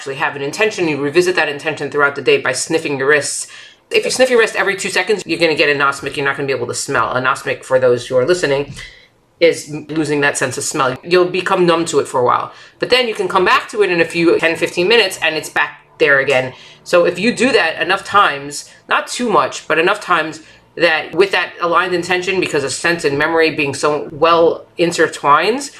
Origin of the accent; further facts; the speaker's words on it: Florida, United States; now in New York, United States; I was born in New York. So going from New York to Florida, living in Florida for 17 years and then going back to New York